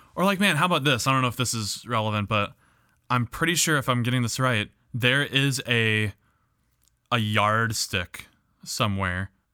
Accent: Midwest, United States; accent: Midwest English

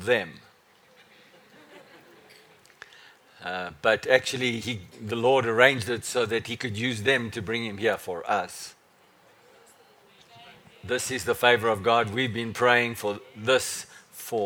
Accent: South Africa; I said, "From South Africa."

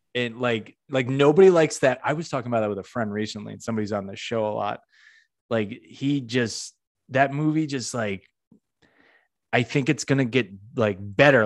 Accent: Western Massachusetts, United States; now in Orlando, United States; I'm originally from the Northeast. I'm from Massachusetts, Western Mass, not Boston

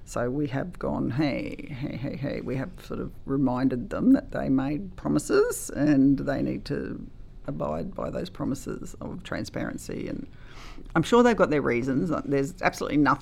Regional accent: Gympie, Queensland, Australia; I love this town. It's my hometown

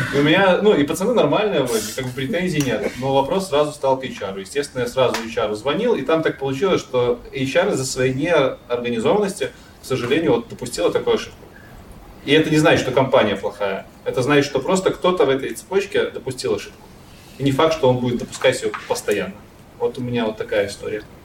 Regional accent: Belarus; в Беларуси, я из Беларуси

